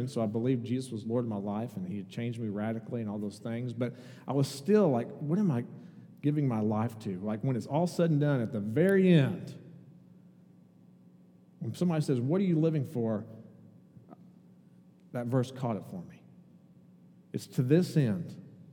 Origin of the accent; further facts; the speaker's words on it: Indiana, United States; moved away as an adult; also born or lived in Kentucky; I grew up in Indiana and went to college in Kentucky